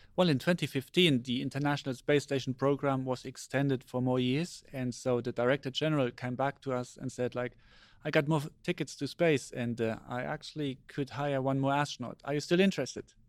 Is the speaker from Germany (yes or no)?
yes; Germany; I was born in Germany, and I grew up in Germany